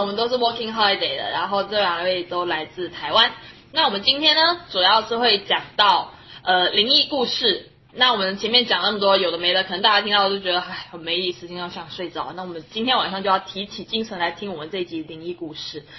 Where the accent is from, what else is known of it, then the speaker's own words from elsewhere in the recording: Guangdong, China; now in Australia; 我我们是是广东潮汕嘛，其实跟台湾文化有点像，就是会拜一些神啊佛啊，初一十五都会拜。